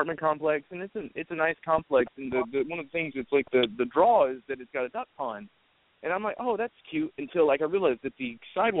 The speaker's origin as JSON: {"language": "English", "region": "Alabama", "country": "United States", "said": "Oh, I'm from Alabama. You don't have an accent."}